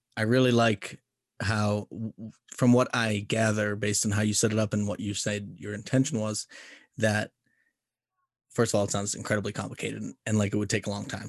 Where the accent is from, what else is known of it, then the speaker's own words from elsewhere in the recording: United States; being an American